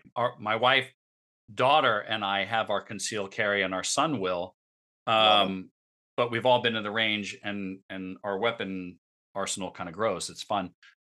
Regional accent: Northeast, United States; now in Palm Bay, United States; we came from the Northeast, we moved to Florida, and obviously Florida living is very different than Northeast living. Especially when you move from the New York, Connecticut area to ports, you know, places like Port St. Lucie, or now I live in Palm Beach, Palm Bay.

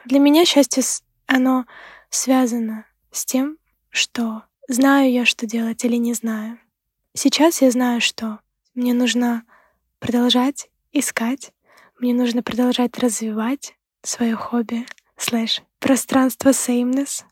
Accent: Ukraine; moved away as an adult; now in Sweden; Сама я из Украины

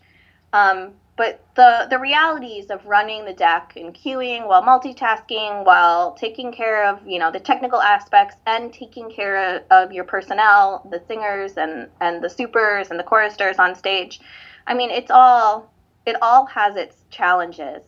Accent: St. Louis, Missouri, United States; I'm from St. Louis

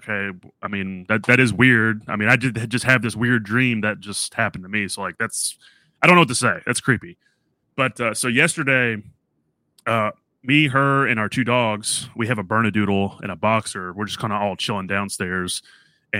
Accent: New Orleans, Louisiana, United States; moved away; also born or lived in Tennessee; originally I'm from New Orleans.

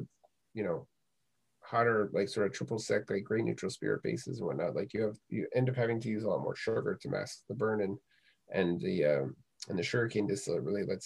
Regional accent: Maine, United States; I grew up in Maine

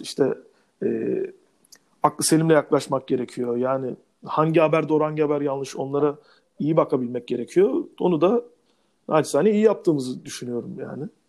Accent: Turkey; kısa boylu bir Türk olarak

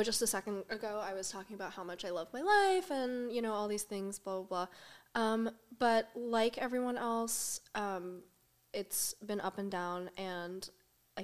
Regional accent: California, United States; moved away as an adult; now in New York, United States; I am from California, originally.

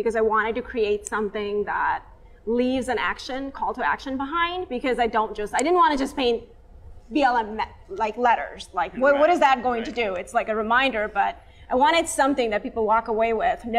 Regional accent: India; moved away; I am Indian. I'm from Asia. I'm an Asian Indian. And growing up brown, even in my culture, I was darker skinned

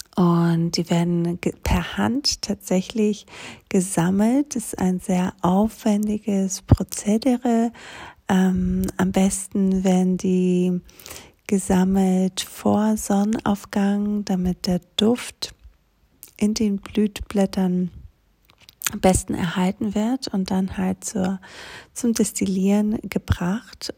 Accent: Greece; moved away; komme ich aus Griechenland

